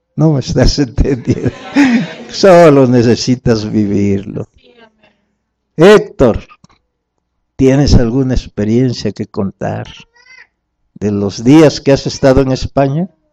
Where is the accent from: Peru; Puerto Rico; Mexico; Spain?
Mexico; venimos de México